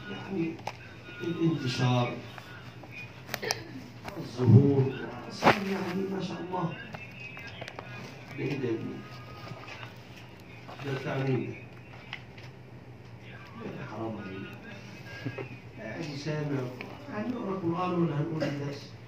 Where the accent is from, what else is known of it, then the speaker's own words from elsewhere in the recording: Egypt; أنا أطلب أنا كمصري إفريقي أرفض أن تتزوج أمريكاني من إفريقية كيف تتزوج من قارتي دون إذني